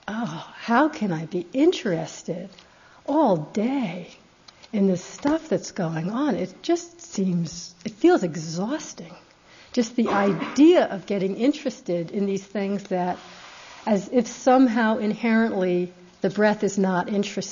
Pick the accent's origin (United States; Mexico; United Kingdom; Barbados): United States; being American